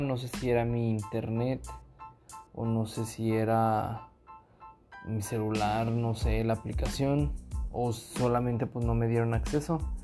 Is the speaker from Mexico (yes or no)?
yes; Monterrey, Nuevo León, Mexico; Soy de Monterrey